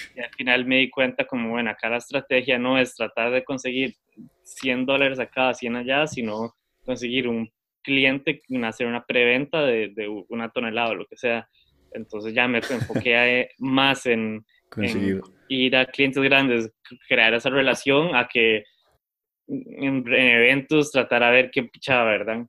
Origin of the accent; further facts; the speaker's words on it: Costa Rica; moved away as an adult; also born or lived in Germany; estudié en un colegio, o sea, en Costa Rica